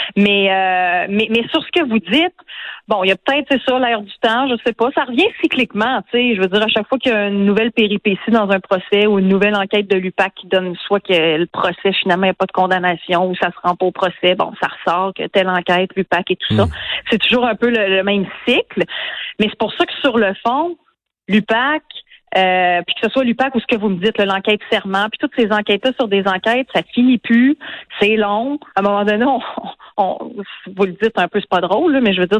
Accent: Quebec City, Quebec, Canada; je viens de Québec. Je vous l'ai dit, j'ai grandi sur la rive sud et dans Louis Hébert, en banlieue ouest de Québec

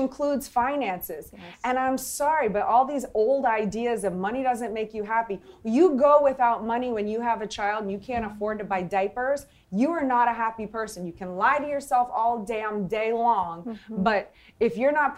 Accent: New Orleans, Louisiana, United States; I'm from New Orleans

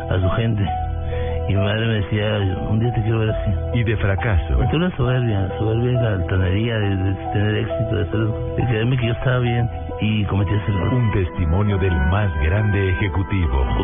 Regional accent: Buenaventura, Valle del Cauca, Colombia; Buenaventura, mi pueblo, Buenaventura sabrosa.

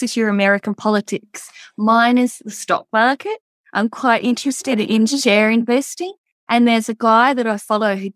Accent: Margaret River, Western Australia, Australia; I'm from Margaret River, so that's 3 hours for me to come to Perth

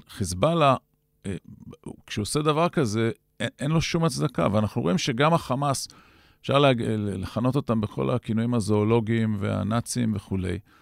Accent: Israel; אנחנו כצברים

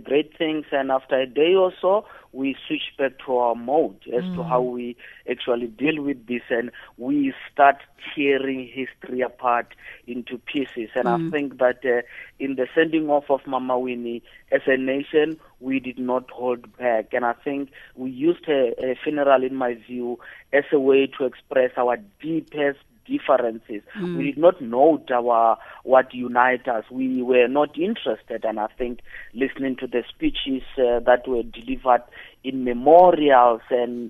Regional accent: Limpopo, South Africa; born there; I was born in Limpopo, so I'm still getting a little bit.

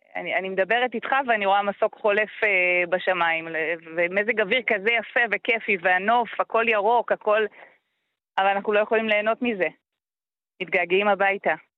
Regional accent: Metula, Northern District, Israel; אני נולדתי, גדלתי במטולה

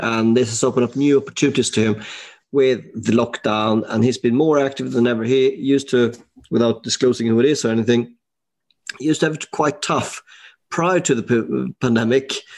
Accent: Sweden; now in United Kingdom; I'm from Sweden

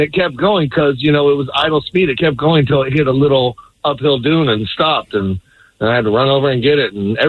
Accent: Las Vegas, Nevada, United States; So I grew up in Vegas riding dirt bikes all the time.

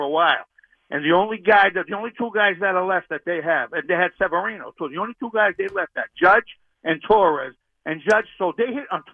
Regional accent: Boston, Massachusetts, United States; Grew up in the North End

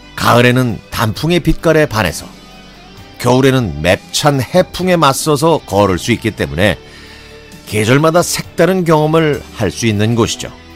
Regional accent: Sinan, South Jeolla, South Korea; 제 고향인 전남 신안군은

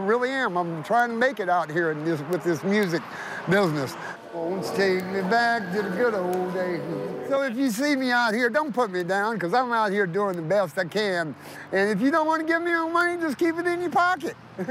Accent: the Ozarks, Arkansas, United States; now in Anchorage, United States; I was raised in the Ozarks, in country beginnings, and my daddy shot pool and hung out in the pool joints, and that's where I learned my music craft.

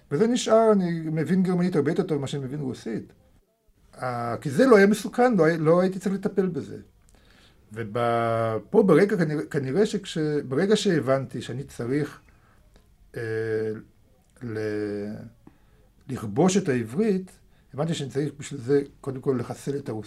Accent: Israel; first language Russian; Hebrew is a second language; also born or lived in Moscow, Russia / Germany; אני הגעתי לארץ בגיל שמונה.

